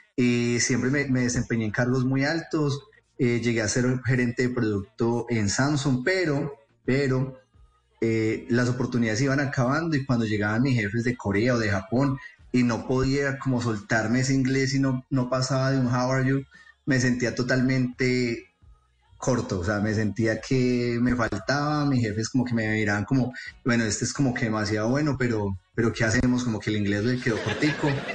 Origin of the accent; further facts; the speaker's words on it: Bogotá, Colombia; moved away as an adult; now in New York, United States; soy criado y nacido en la ciudad de Bogotá